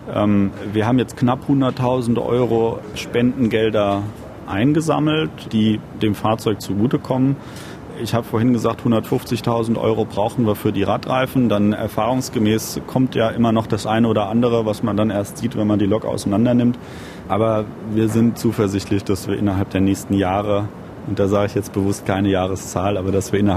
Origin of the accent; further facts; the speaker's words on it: Lorsbach, Hesse, Germany; Also meine Hausstrecke tatsächlich, wo ich aufgewachsen bin, ist der Bahnhof Lorsbach und der liegt an der Strecke zwischen Frankfurt und Limburg.